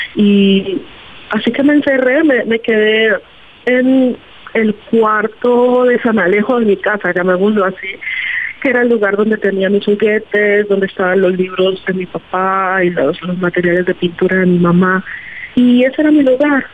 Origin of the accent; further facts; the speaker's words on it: Buenaventura, Valle del Cauca, Colombia; Yo nací en Buenaventura, rodeada de las chirimías, rodeada de de este, los arrullados y rodeada de la música salsa